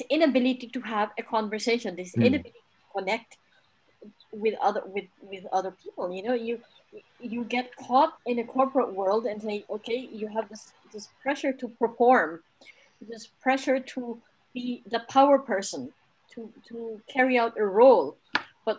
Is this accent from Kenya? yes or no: yes; Kenya; moved away; I grew up in Kenya where I ran around with children in the compound around trees.